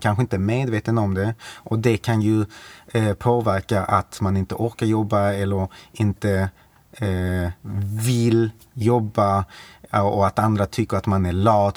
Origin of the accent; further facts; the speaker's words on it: Malmö, Skåne, Sweden; bor i Malmö, eh, är född i Malmö, mm. Eh, uppvuxen på Lindängen